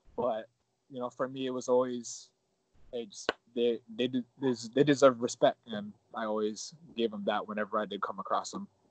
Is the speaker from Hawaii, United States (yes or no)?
yes; Hawaii, United States